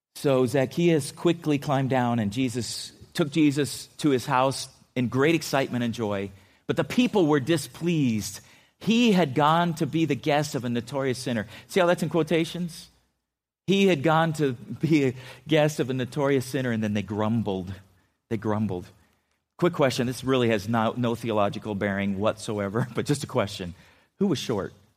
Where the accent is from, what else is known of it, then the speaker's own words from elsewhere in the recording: California, United States; I grew up in California